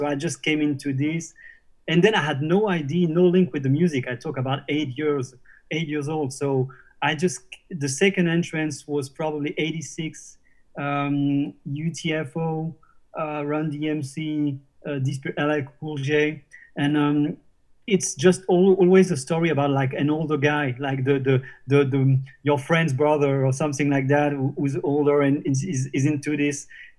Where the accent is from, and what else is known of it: Normandy, France; born or raised there